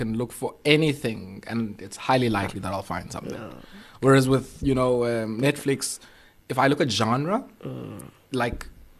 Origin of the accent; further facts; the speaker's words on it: Queenstown, Eastern Cape, South Africa; I grew up in Queenstown